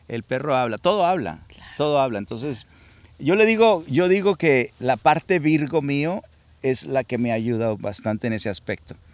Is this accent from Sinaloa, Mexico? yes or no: yes; Culiacán, Sinaloa, Mexico; now in United States; nací en Culiacán y luego me llevaron a, al rancho en Hispalino con mis abuelos